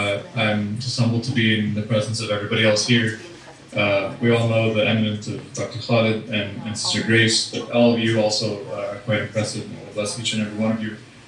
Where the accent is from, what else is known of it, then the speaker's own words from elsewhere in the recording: Manchester, North West England, United Kingdom; I'm from Manchester in Northern England.